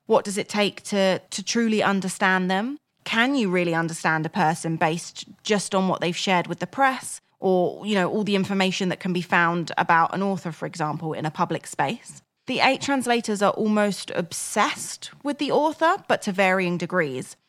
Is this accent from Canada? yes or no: no; Crawley, South East England, United Kingdom; born or raised there